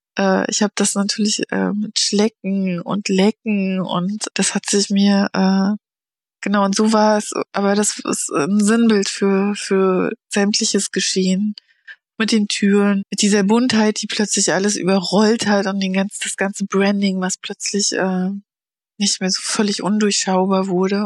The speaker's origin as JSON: {"language": "German", "town": "Stralsund", "region": "Mecklenburg-Vorpommern", "country": "Germany", "tie": "born or raised there", "said": "Ich komme aus Stralsund von der Ostsee"}